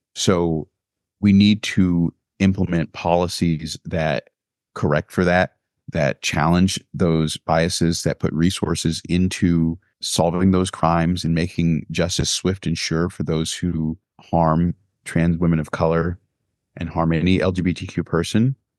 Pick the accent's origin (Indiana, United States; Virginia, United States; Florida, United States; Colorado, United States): Florida, United States; Sumter County; now in Maryland, United States; I remember growing up in Sumter County, Florida